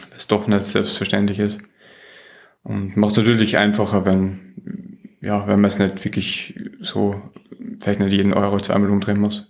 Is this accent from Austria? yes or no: yes; Austria; accent: Austrian; moved away; ich bin Österreicher, das stimmt, ich komme äh, ursprünglich aus Österreich